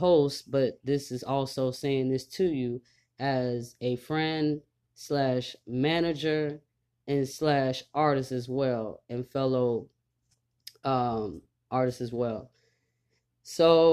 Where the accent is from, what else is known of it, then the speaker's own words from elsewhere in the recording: Texas, United States; now in Louisiana, United States; I'm also from Texas as well, even though I live in Louisiana. I rep Texas, period.